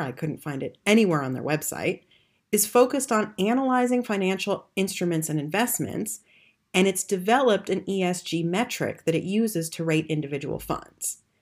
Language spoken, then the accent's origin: English; United States; accent: American; moved away as an adult; now in Germany; As you can tell from my accent, I'm American